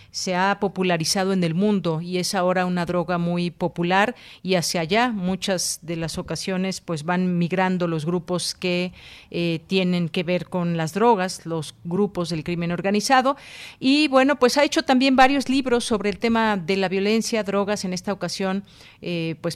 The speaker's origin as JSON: {"language": "Spanish", "country": "Mexico", "said": "algo que nosotros evidentemente sabemos como mexicanos"}